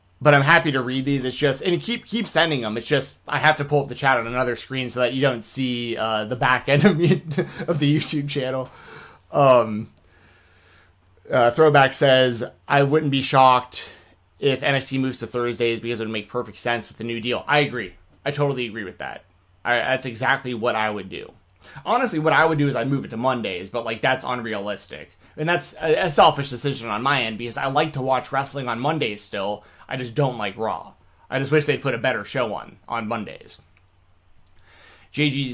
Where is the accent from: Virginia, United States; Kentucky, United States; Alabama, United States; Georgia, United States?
Georgia, United States; Atlanta; moved away as an adult; also born or lived in Nashville, Tennessee; I grew up in Atlanta, Georgia